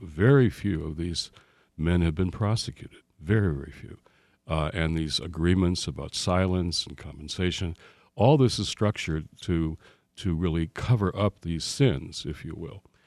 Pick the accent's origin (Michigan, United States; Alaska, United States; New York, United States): Michigan, United States; Detroit; moved away; back in my hometown